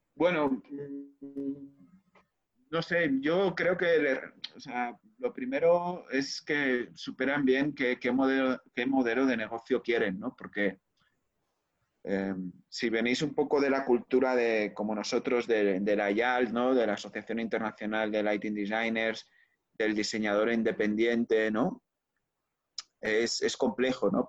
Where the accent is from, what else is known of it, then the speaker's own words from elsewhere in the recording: Spain; moved away; also born or lived in Barcelona; en España somos un poco más directos